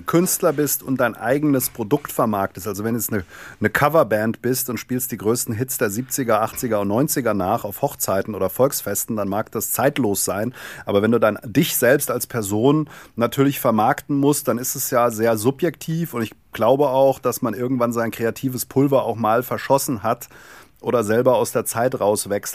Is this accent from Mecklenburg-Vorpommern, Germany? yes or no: no; Darmstadt, Hesse, Germany; Ich komme aus dem Rhein-Main-Gebiet, Darmstadt, Darmstädter Ecke